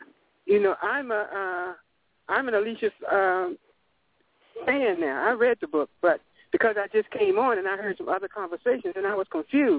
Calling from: Florida, United States; By the way, I'm calling from Florida.

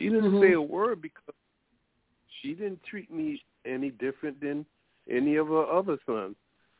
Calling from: Connecticut, United States; I'm calling from Connecticut.

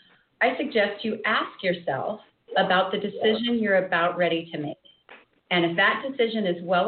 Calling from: Anchorage, Alaska, United States; As Robin said … I'm joining you from Anchorage, Alaska this morning.

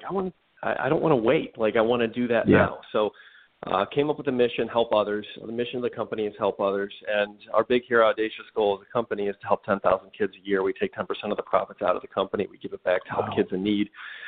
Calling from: Cleveland, Ohio, United States; I'm calling from Cleveland, Ohio. The old sunny Cleveland, Ohio.

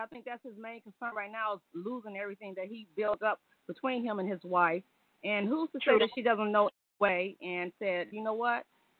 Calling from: Detroit, Michigan, United States; from Detroit.

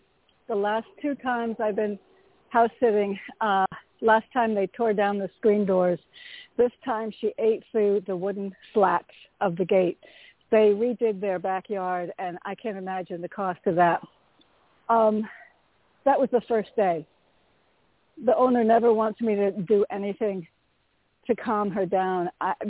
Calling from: Connecticut, United States; from Connecticut.

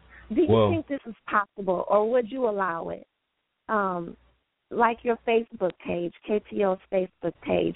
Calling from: Pontiac, Michigan, United States; I'm calling from Pontiac, Michigan.

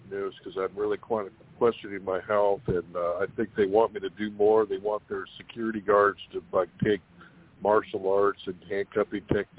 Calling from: California, United States; from California.

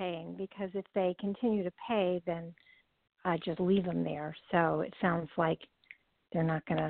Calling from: California, United States; I'm from California.

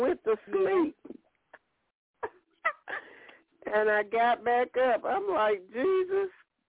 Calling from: Alabama, United States; Hi, Angela Joy. … from Alabama.

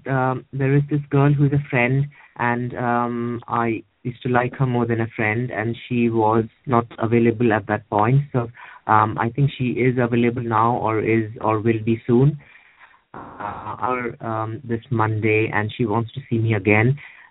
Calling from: England, United Kingdom; I'm calling from England.

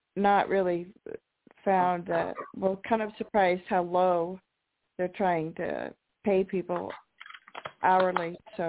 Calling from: Washington, United States; Hi, this is … in Washington.

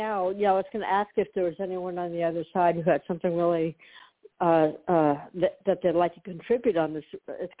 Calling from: Florida, United States; … in Florida.

